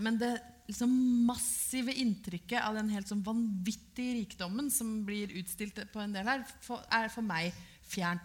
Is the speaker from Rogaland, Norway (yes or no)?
no; Brøttum, Innlandet, Norway; Jeg er jo fra Brøttum i Hedmark